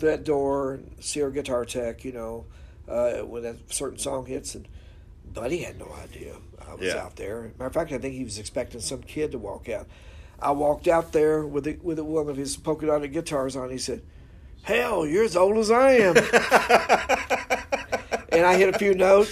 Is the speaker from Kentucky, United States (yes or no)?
yes; Louisville, Kentucky, United States; I grew up here in Louisville